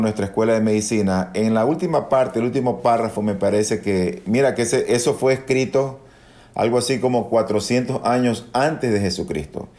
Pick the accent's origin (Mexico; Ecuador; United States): Ecuador; also born or lived in Dominican Republic; luego de haber terminado la escuela de medicina en mi país, es decir, acá en Ecuador